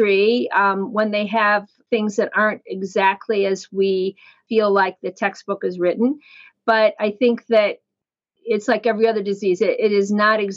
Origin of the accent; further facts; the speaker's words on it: Fremont, Ohio, United States; also born or lived in Columbus, Ohio / Syracuse, New York; now in Cleveland, United States; And then they returned to their hometown, which was Fremont, which is kind of over by Toledo, Ohio. And I grew up there